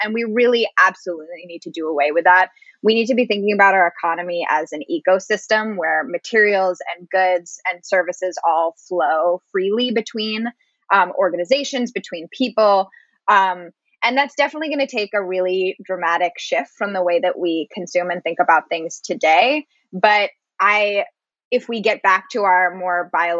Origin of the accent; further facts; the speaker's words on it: Maine, United States; my home state, Maine